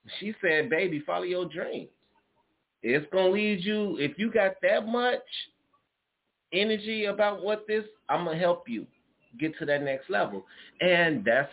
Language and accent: English; Chicago, Illinois, United States; I'm from Chicago